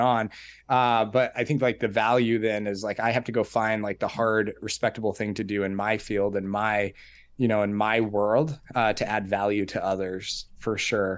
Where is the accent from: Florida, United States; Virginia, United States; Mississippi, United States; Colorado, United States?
Colorado, United States; Colorado Springs; I was born and raised in Colorado Springs.